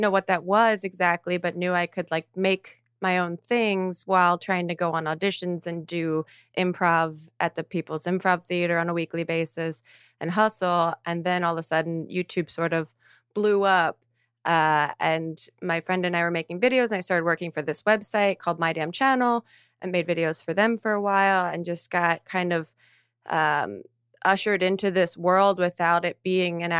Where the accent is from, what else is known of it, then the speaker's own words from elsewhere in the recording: New Jersey, United States; I'm from New Jersey originally